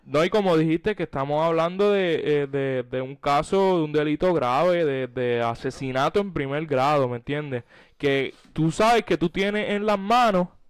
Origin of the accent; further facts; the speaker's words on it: Puerto Rico; como puertorriqueños, patriotas que siempre están pendientes